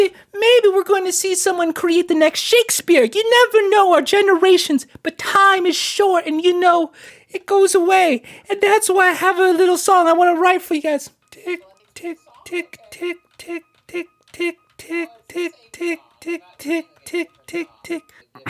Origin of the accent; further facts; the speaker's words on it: New York, United States; You know, he represents New York. I'm from New York. You know, I used to see in the Heights.